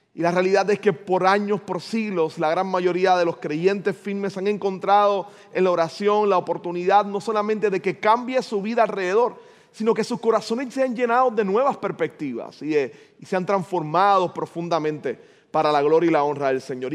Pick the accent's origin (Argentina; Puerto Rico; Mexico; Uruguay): Puerto Rico; San Juan; la escuela donde yo me crié en el 20, en Río Piedra